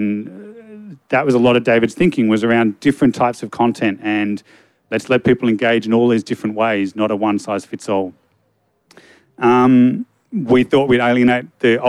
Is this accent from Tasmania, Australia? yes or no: yes; Hobart, Tasmania, Australia; moved away as an adult; now in Melbourne, Australia; I'm from Hobart. I moved over to Melbourne in 2004